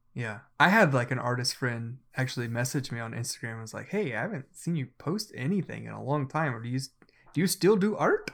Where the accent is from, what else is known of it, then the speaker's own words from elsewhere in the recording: Oklahoma, United States; I am from Oklahoma